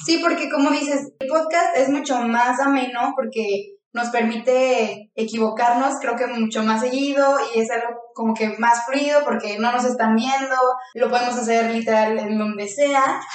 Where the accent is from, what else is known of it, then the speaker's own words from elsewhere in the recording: León, Guanajuato, Mexico; now in Guadalajara, Mexico; soy de León, Guanajuato